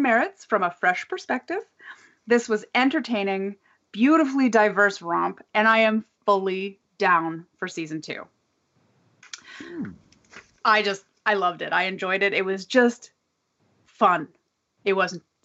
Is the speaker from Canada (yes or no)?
yes; Canada; as a Canadian